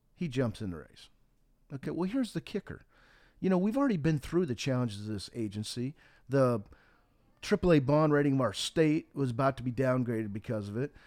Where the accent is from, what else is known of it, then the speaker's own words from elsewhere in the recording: Montana, United States; the wheat that I grew up with in Montana